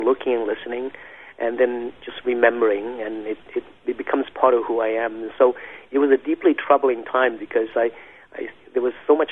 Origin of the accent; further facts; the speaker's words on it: Bien Hoa, Dong Nai, Vietnam; now in Canada; I was born in the late 60s, in 1969, in a city called Binghua, in the province of Dong Nai, in what is known at that time, southern Vietnam